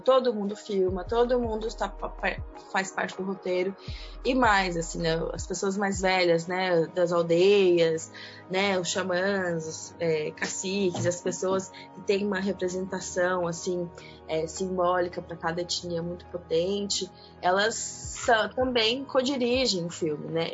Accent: Goiânia, Goiás, Brazil; moved away; also born or lived in Niterói, Rio de Janeiro; vocês vão perceber pelo sotaque, eu sou de Goiânia, Goiás

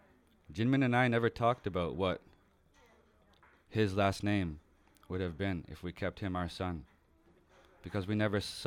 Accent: Ontario, Canada; also born or lived in Sudbury; I am Anishinaabe from the Magnetotuan First Nation.

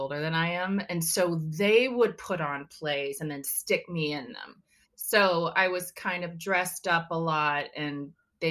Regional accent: Texas, United States; I grew up in Texas

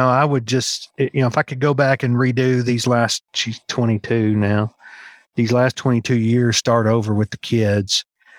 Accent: Alaska, United States; born there; But, you know, I was born in Alaska. My dad was in the Army at the time

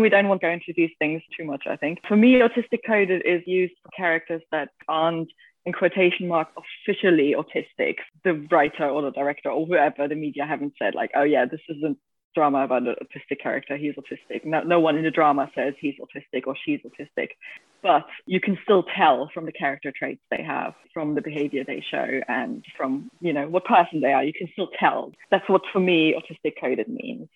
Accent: Germany; I'm from Germany

